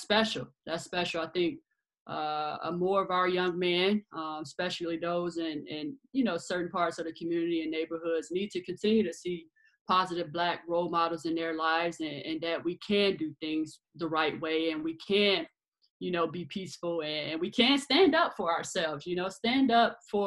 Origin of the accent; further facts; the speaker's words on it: Chicago, Illinois, United States; born and raised in Chicago